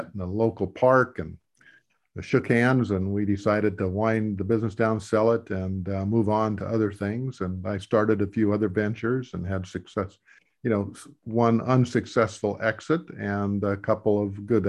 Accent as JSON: {"language": "English", "region": "a little town in South Dakota", "country": "United States", "tie": "born or raised there", "said": "I come from the Midwest, a little town in South Dakota. When I grew up, it was about 3,000 to maybe 3,500 people."}